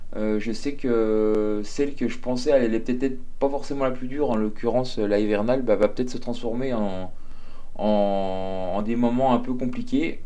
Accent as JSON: {"language": "French", "area": "Jura", "region": "Bourgogne-Franche-Comté", "country": "France", "said": "je suis jurassien"}